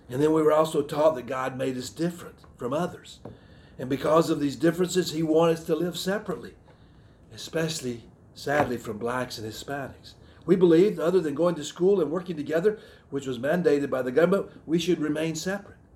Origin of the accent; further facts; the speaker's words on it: the South, United States; My cultural heritage, I grew up in the South. Uh, my, my Southern heritage is, was very important to me.